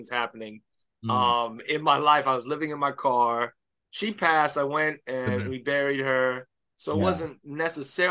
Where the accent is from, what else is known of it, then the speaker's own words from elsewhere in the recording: Miami, Florida, United States; I grew up in Miami Baptist Church.